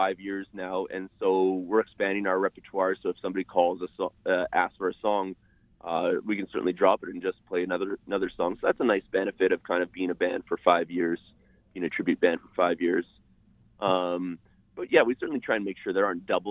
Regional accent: Winnipeg, Manitoba, Canada; growing up in Winnipeg

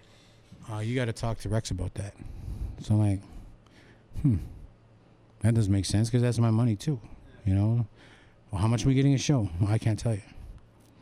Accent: Hobbema, Alberta, Canada; I'm from Home Beam, Alberta

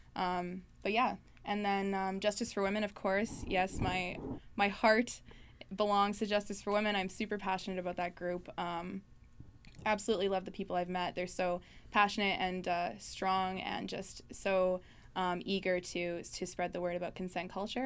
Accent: Thompson, Manitoba, Canada; moved away as an adult; I grew up in Thompson. Um, spent 18 years of my life there.

